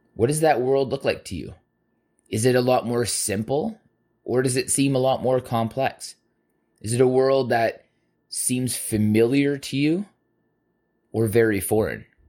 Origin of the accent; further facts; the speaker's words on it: Southern Alberta, Canada; growing up in Southern Alberta